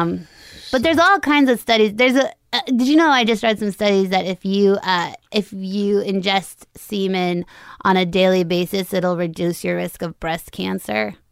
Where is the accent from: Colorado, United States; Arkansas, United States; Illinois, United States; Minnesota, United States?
Colorado, United States; Longmont; moved away; right by Boulder, so it's a town called Longmont, which is, like, fifteen minutes outside of Boulder.